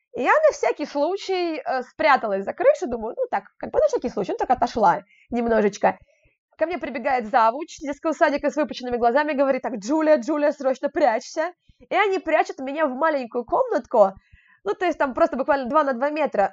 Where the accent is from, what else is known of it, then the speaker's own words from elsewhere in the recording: Moscow, Russia; сама я из Москвы